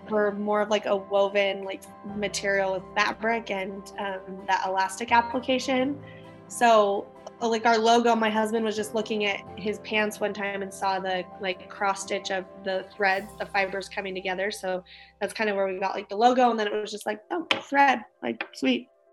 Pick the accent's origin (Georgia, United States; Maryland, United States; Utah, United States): Utah, United States; also born or lived in Hawaii; we're from Utah. We moved back to Utah after my husband graduated